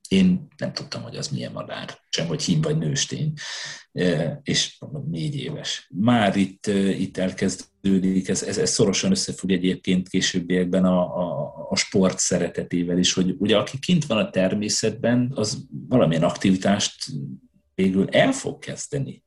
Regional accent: Hajdú-Bihar, Hungary; moved away as an adult; also born or lived in Budapest; now in Sweden; a gyerekkoromat azt, ö, azt, ö, vidéken a hajnúságban töltöttem

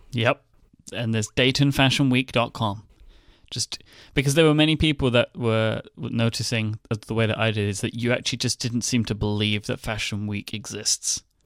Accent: United Kingdom; I'm British

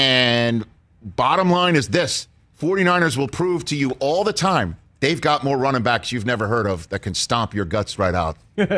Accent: New York City, New York, United States; I'm from New York City.

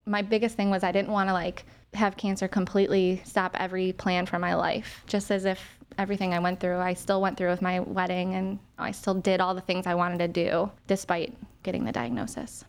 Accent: Willowick, Ohio, United States; I'm from Willowick, Ohio

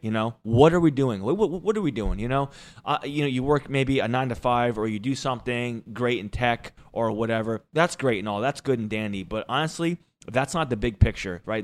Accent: Jersey Shore, New Jersey, United States; I am from the Jersey Shore. Uh, the Jersey Shore. Um, I am from a beach town

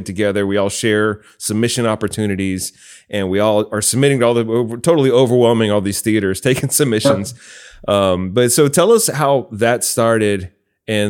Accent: Augusta, Georgia, United States; my hometown of Augusta, Georgia

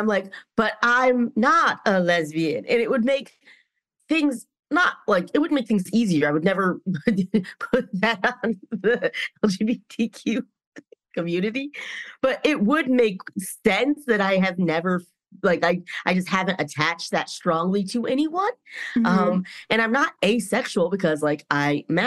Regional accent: North Carolina, United States; moved away; I'm from North Carolina

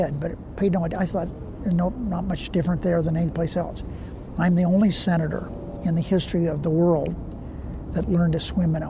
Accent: Searchlight, Nevada, United States; I came over from Searchlight dressed different than the other kids. My hair wasn't the same.

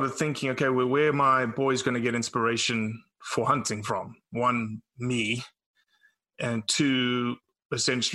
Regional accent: South Africa; now in Mississippi, United States; born and raised in South Africa

